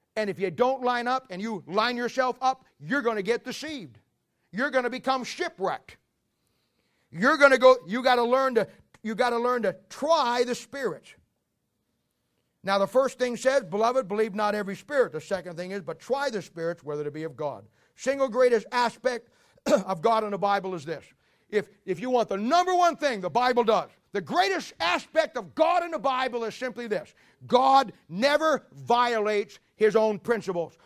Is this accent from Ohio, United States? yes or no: yes; Ohio, United States; now in Kansas City, United States; I'm a Midwestern boy. Even before I lived here, I'm from Ohio.